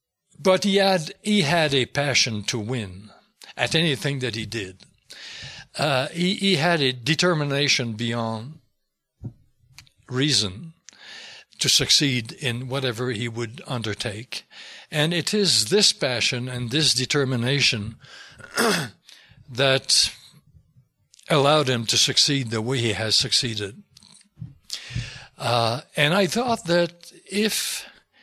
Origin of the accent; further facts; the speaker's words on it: Quebec, Canada; first language French; English is a second language; But, yeah, my mother tongue is French. I wrote it, I wouldn't have tried to write it in English, really. My English is not what I would like it to be, but I wrote it in French.